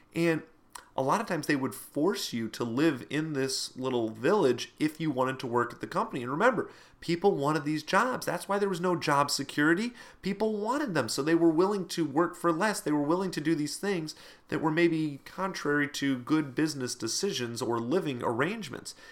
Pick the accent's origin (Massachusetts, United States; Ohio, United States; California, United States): Ohio, United States; Toledo; in my hometown here, uh, Toledo area